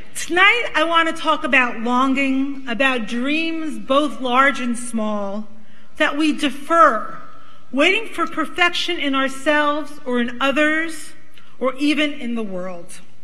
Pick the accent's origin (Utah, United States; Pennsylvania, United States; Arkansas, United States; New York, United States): New York, United States; New York City; accent: Brooklyn; When I was growing up in Brooklyn, Brooklyn!